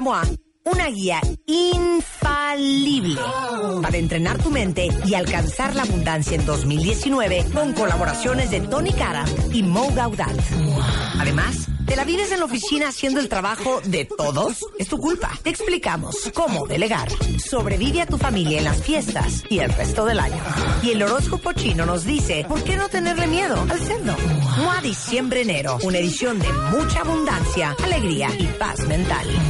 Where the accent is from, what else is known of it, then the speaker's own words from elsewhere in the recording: Mexico; en lo que es nuestra obligación como mexicanos